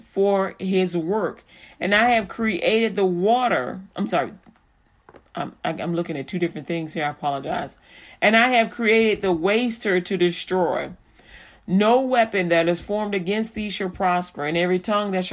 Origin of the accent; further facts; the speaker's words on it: Chicago, Illinois, United States; also born or lived in Texas; now in Haltom City, United States; I'm a Chicagoan through and through